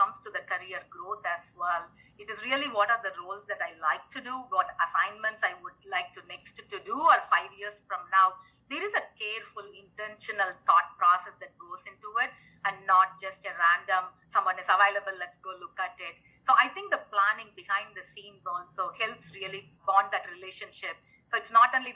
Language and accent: English; India; also born or lived in United States / Panama; now in Manila, Philippines; I grew up in India, so it's close to home